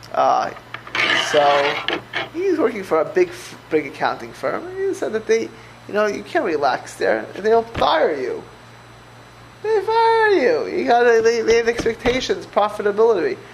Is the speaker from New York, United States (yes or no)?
no; Miami Beach, Florida, United States; moved away; I grew up in Miami Beach, Florida.